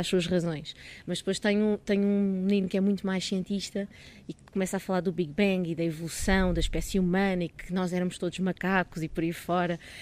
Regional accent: Dona Maria, Caneças area, near Lisbon, Portugal; eu nasci em Lisboa, mas, eh, mas vim só nascer a Lisboa, porque vivi sempre em Dona Maria, numa aldeia ali no Conselho de Canessas.

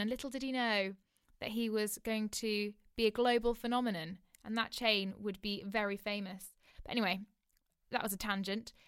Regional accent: Oxford, South East England, United Kingdom; I'm currently living in my hometown in Oxford.

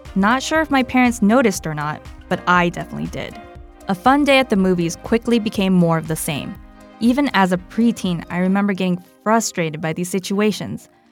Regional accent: United States; I am American and of Chinese heritage, technically Chinese and Vietnamese heritage

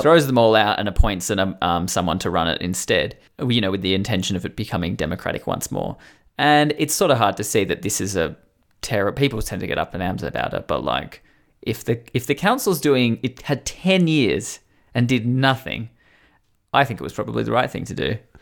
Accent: Newcastle, New South Wales, Australia; my hometown of Newcastle, New South Wales, has a enormous obelisk right near where I went to school

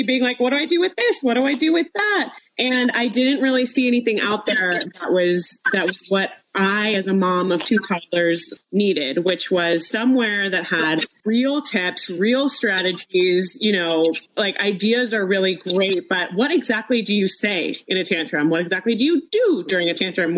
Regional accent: Los Angeles, California, United States; We grew up together in Los Angeles

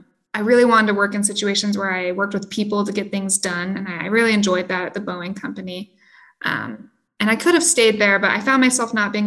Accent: Rexburg, Idaho, United States; moved away; So I am also from a small town. I grew up in Rexburg, Idaho, a small town in Southeast Idaho, kind of a rural farming potato community. I went to school there.

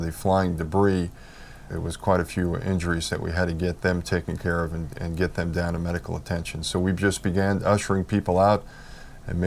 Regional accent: New York City, New York, United States; moved away; I grew up in New York. My dad was a New York City policeman for 37 years, so I was very familiar with New York City

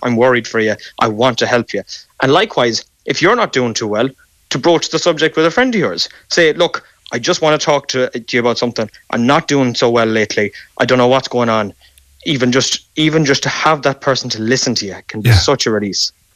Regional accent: Ireland; As Irish men, we

